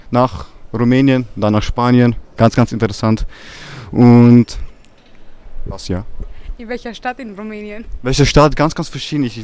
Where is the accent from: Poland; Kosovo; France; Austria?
Kosovo; Capre; Ja, in mein Heimatdorf.